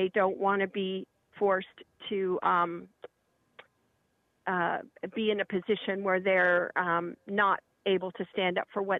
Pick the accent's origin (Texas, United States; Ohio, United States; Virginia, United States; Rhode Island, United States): Ohio, United States; Kent; The other thing is I grew up in Kent, Ohio.